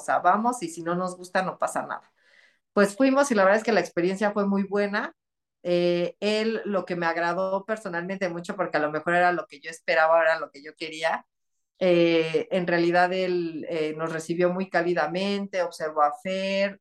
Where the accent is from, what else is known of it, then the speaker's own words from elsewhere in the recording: Texcoco, State of Mexico, Mexico; yo soy de aquí de Texcoco, Estado de México